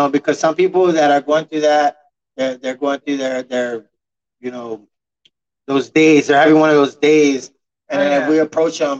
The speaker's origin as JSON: {"language": "English", "town": "San Antonio", "region": "Texas", "country": "United States", "tie": "born or raised there", "said": "I was raised in the Victoria Courts here in San Antonio in the 90s"}